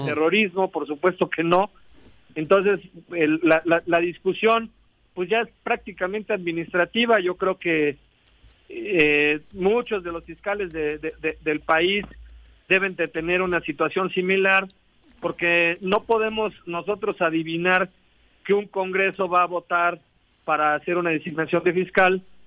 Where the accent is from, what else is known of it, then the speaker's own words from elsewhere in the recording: Morelos, Mexico; yo soy el único morelense en la mesa de seguridad aquí del estado.